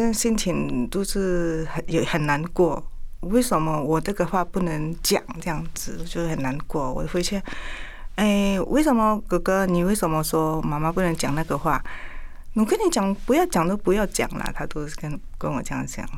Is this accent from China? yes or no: no; Indonesia; Chinese is a second language; moved away as an adult; now in Taiwan; 我们印尼那边吃的东西是比较，口味比较重哦